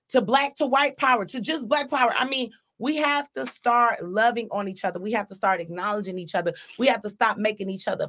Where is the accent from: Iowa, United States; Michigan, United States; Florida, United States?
Michigan, United States; Detroit; I was raised on Joy Road